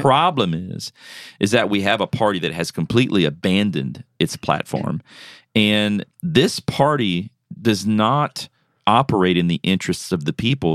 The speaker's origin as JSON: {"language": "English", "region": "South Louisiana", "country": "United States", "tie": "born or raised there", "moved": "as an adult", "lives_now": "Tennessee, United States", "said": "I'm originally from, uh, South Louisiana"}